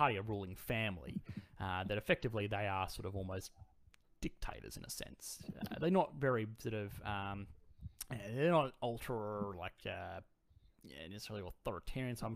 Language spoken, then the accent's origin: English; Australia; accent: bogan; my bogan accent